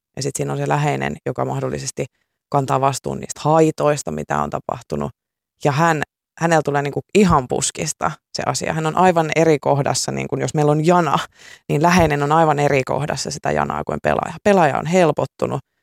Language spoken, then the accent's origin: Finnish; Pori, Satakunta, Finland; mä oon Porista